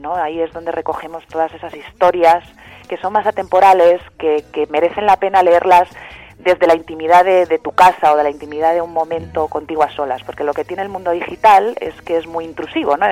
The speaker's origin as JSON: {"language": "Spanish", "town": "Madrid", "region": "Community of Madrid", "country": "Spain", "also_born_or_lived": "Landes, France", "lives_now": "Madrid, Spain", "said": "yo soy de Madrid, en realidad mi familia es de Madrid"}